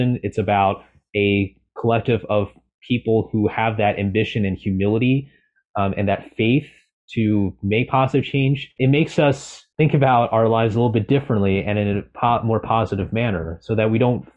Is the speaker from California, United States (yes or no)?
yes; California, United States; I'm originally from California